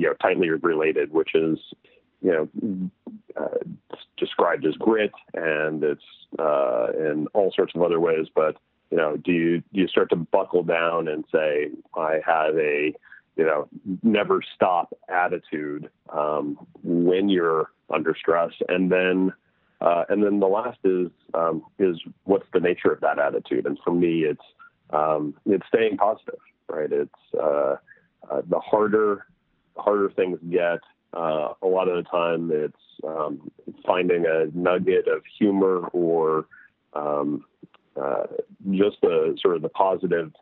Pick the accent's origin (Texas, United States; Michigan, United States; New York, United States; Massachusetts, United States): New York, United States; New York City; I grew up in New York City